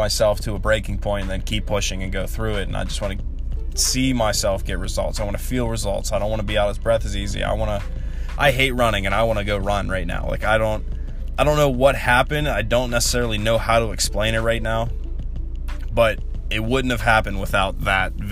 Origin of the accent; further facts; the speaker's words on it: Charleroi Valley, Pennsylvania, United States; I'm from Char Valley